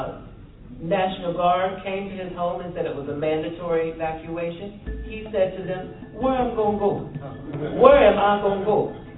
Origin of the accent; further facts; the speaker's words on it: the South, United States; they were revealing a history that I didn't know I had, even though I grew up in the South.